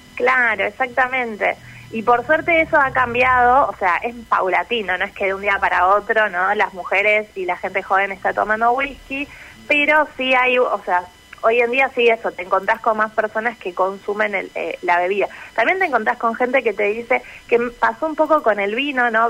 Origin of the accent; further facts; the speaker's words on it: Venado Tuerto, Santa Fe, Argentina; also born or lived in Rosario; Yo soy de Venado Tuerto, exactamente